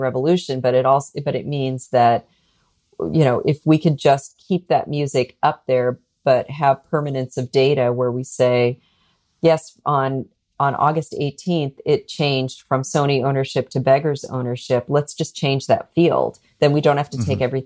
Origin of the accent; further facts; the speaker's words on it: United States; as an American